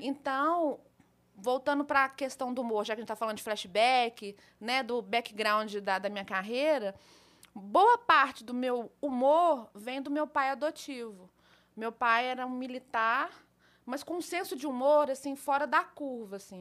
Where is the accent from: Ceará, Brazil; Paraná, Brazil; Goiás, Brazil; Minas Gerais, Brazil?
Minas Gerais, Brazil; Belo Horizonte; Eu sou de Belo Horizonte, da Gema Belo mesmo, Horizonte. nascida e criada em Belo Horizonte.